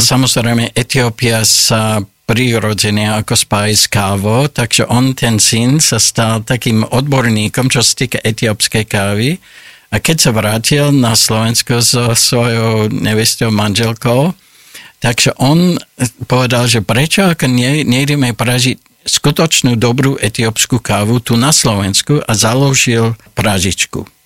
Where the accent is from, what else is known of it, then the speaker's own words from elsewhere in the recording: Olds, Alberta, Canada; Slovak is a second language; moved away as an adult; now in Slovakia; Ja som sa narodil v takom malom ako kanadskom meste, volá sa Olds a to je blízko Kalgária a na západe Kanady